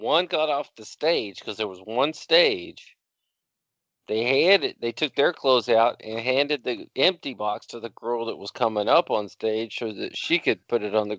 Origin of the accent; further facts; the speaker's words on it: Dallas, Texas, United States; because I come from Dallas, Texas, where there's thoroughbreds out there working every night.